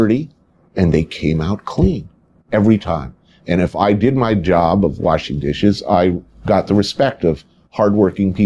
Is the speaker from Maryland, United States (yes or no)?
no; New Jersey, United States; Grew up in New Jersey in the suburbs, right across the river